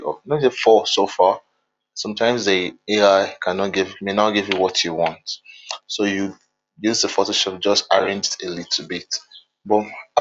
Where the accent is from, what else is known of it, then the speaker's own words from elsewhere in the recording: Nigeria; I'm from Nigeria